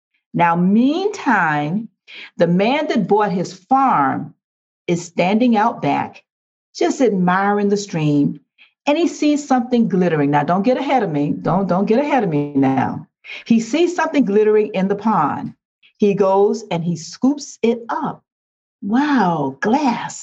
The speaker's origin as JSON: {"language": "English", "town": "Riviera Beach", "region": "Florida", "country": "United States", "tie": "born or raised there", "moved": "as an adult", "lives_now": "Riviera Beach, United States", "said": "I'm from Riviera Beach, a city that's a beautiful city"}